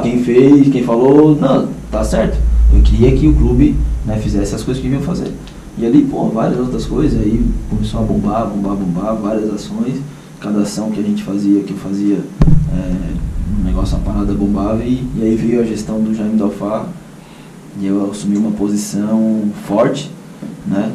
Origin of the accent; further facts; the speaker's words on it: Criciúma, Santa Catarina, Brazil; Então cresci também no, no Heriberto Wilson, nesse, nesse ambiente